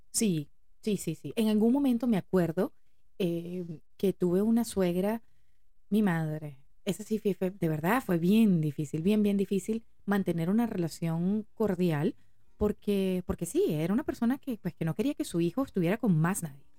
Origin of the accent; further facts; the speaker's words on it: Venezuela; somos venezolanos